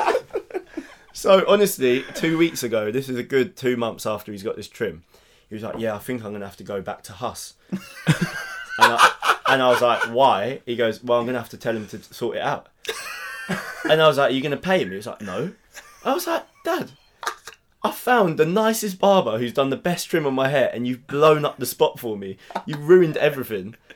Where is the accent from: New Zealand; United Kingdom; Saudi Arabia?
United Kingdom; England; I'm, I'm English.